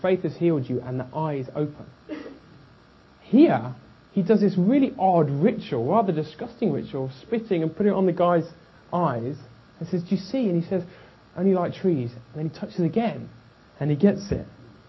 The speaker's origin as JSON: {"language": "English", "region": "England", "country": "United Kingdom", "said": "being English"}